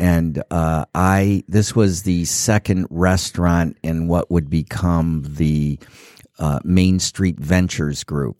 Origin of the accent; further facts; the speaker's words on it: Detroit, Michigan, United States; I grew up in Detroit